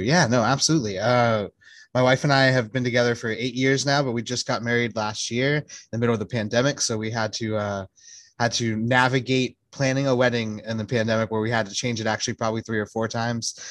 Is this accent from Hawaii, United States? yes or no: yes; Native Hawaiian, United States; I'm Native Hawaiian